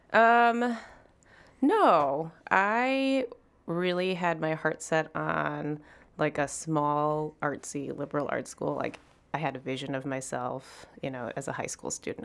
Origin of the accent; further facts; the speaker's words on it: Chicago, Illinois, United States; I'm between Greek Town and the United Center